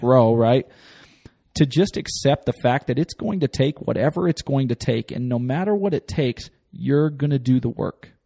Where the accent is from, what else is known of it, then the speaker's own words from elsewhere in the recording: the West, base of the Wasatch Mountains, Utah, United States; I grew up in the West and, uh, you know, at the base of the Wasatch Mountains